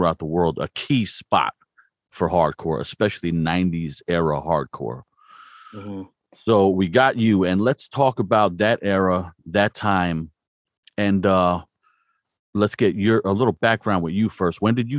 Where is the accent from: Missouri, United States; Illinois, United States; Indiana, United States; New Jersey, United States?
New Jersey, United States; moved away; I'm from New Jersey originally.